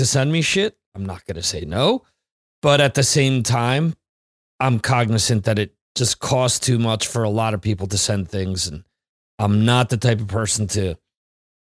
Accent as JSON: {"language": "English", "town": "Dover", "region": "New Jersey", "country": "United States", "moved": "as an adult", "said": "I'm originally from New Jersey"}